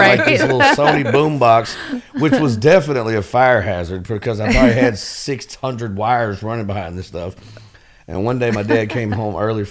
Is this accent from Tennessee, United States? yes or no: yes; Memphis, Tennessee, United States; I grew up born and raised in Fraser, a little hood right in North Memphis